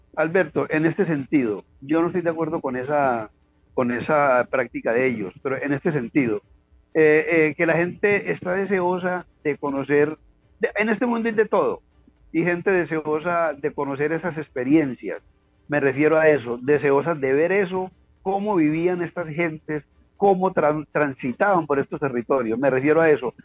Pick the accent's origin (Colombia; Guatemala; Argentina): Colombia; Quindío; moved away as an adult; somos del Quindío, un departamento muy diferente, un departamento cafetero también muy hermoso